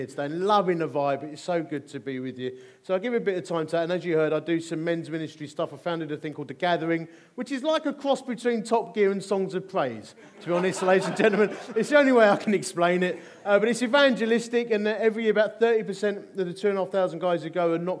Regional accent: Dagenham, London, United Kingdom; I'm from Essex. Born in Romford. Well, officially it was Dagenham

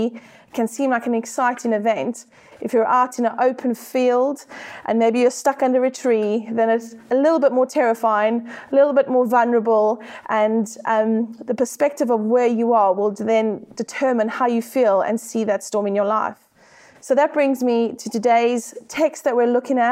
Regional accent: South Africa; accent: South African; now in United Kingdom; I am South African, as you can hear by my accent

